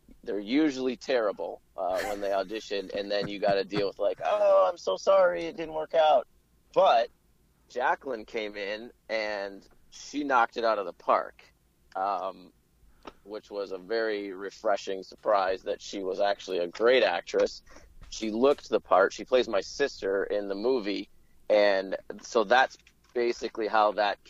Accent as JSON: {"language": "English", "town": "Beloit", "region": "Wisconsin", "country": "United States", "said": "I'm originally from southern Wisconsin. I'm originally from Beloit, Wisconsin."}